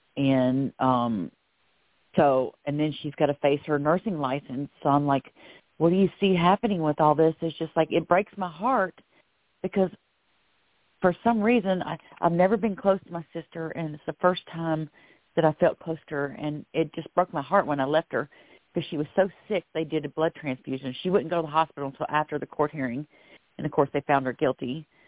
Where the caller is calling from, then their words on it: Florida, United States; I'm calling from Florida